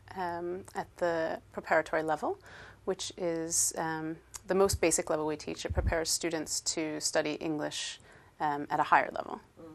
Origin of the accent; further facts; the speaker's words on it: Utica, New York, United States; moved away as an adult; now in Sweden; I'm American. I come from upstate New York. Uh, a town called Utica has about 70,000 residents